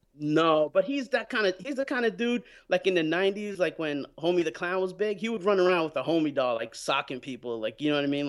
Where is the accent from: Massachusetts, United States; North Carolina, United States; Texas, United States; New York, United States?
New York, United States; New York City; when I was growing up in New York